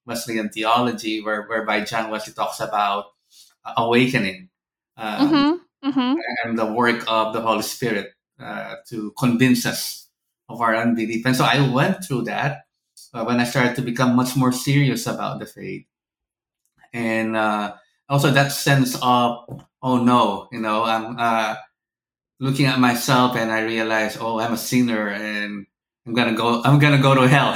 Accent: Philippines; moved away; I'm originally from the Philippines

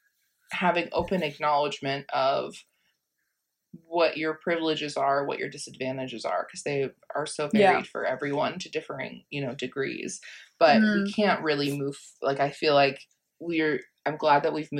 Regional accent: United States; I'm from the States

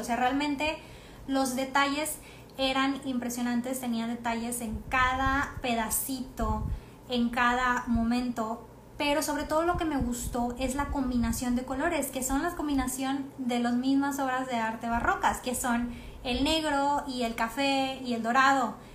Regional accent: Mexico

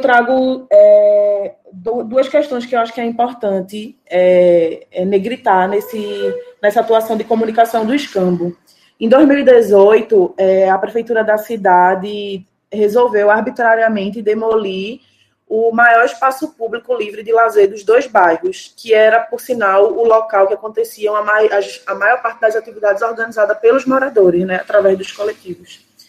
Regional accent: Paulista, Pernambuco, Brazil; moved away as an adult; now in Recife, Brazil; precisei me mudar para o Recife, mas eu sou cria de Paratibe, né? Que é um bairro de Paulista

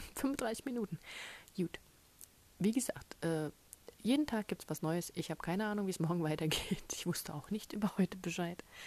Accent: Germany; als Deutsche

